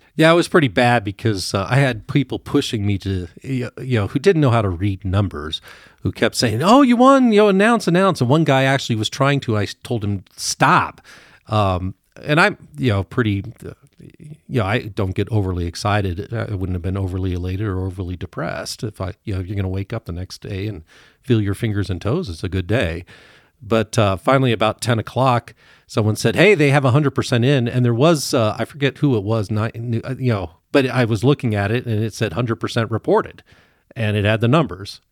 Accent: Evergreen, Colorado, United States; also born or lived in Douglas County, Colorado; I grew up in Evergreen

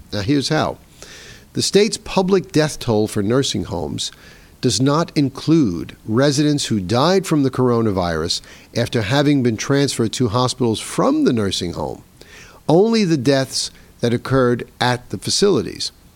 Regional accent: New York City, New York, United States; my hometown of New York City

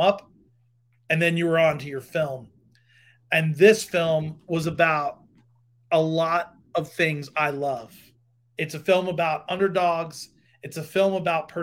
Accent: Long Island, New York, United States; I grew up in Long Island, New York

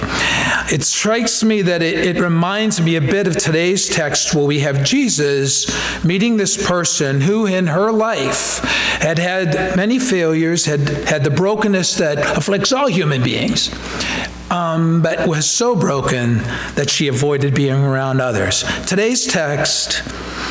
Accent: Fremont, Ohio, United States; when I was growing up in Fremont, Ohio, having moved there when I was 8

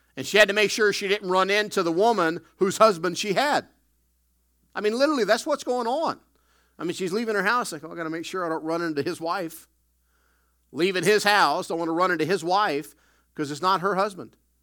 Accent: the South, United States; also born or lived in Chicago; now in Canada; I grew up in the South

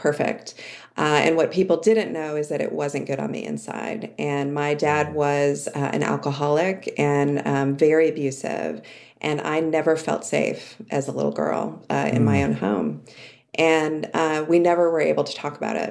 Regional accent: outside of Cleveland, Ohio, United States; I grew up in Ohio, outside of Cleveland, in an idyllic suburb

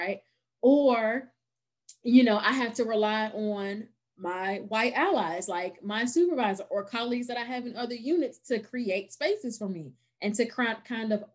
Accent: Virginia, United States; Virginia. I live in Central Virginia, like right outside of Charlottesville

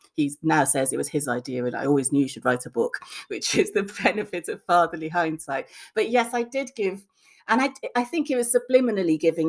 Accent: Lagos, Nigeria; also born or lived in Bristol; I went to Lagos before I was two, so I was born in Bristol, but I have no recollection of, I don't remember being two. So as far as I was concerned, I was brought up in Nigeria

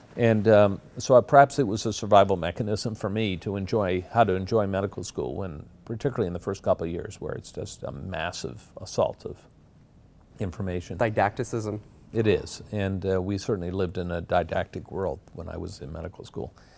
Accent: Glace Bay, Nova Scotia, Canada; moved away as an adult; also born or lived in Halifax, Nova Scotia; now in Toronto, Canada; I grew up in Glace Bay, Nova Scotia, which is a mining town of about 25,000 people.

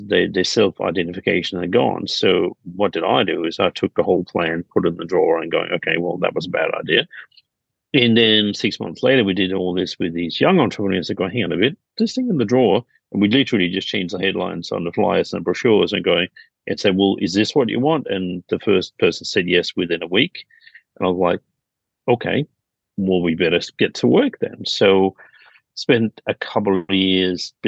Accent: Denmark; now in Sydney, Australia; I'm originally from Denmark

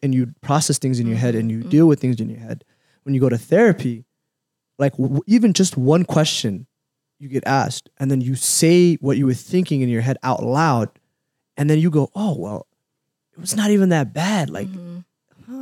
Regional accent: Minneapolis, Minnesota, United States; also born or lived in Somalia; I grew up in Cedar

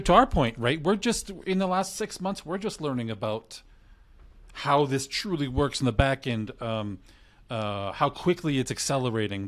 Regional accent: Canada; I'm Canadian

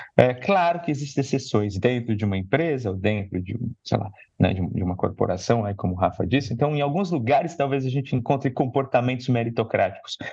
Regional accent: São Paulo, Brazil; estudar na escola pública da periferia. Né? Escola pública na Zona Leste

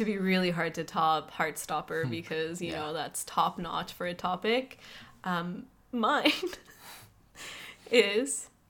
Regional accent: Colombia; moved away; Growing up in Colombia, I don't know, hair is really important there.

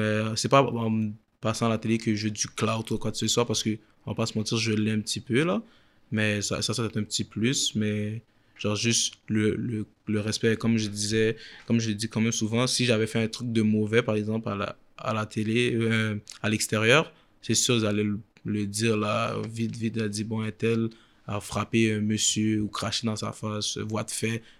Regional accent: Quebec, Canada; je viens de Québec

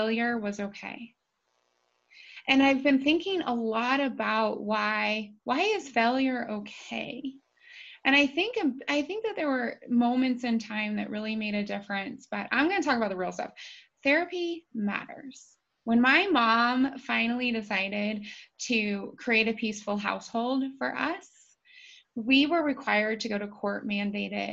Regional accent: Appalachia, United States; also born or lived in Dayton, Ohio; I was born to a single mom in Dayton, Ohio, and then we moved into Appalachia. So I more say that I'm from Appalachia than from Ohio, because people get a better understanding of the expectations and the environment that I grew up

